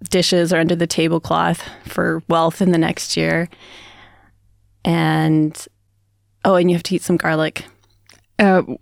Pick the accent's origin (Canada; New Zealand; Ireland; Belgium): Canada; I mean, we do turkey because I'm Canadian and my sister in law is American